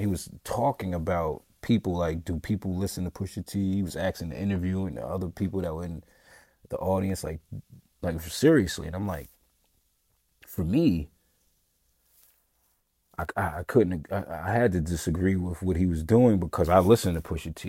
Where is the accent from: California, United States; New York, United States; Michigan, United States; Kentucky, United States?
New York, United States; New York City; moved away; I'm coming from New York, Staten Island, where I was from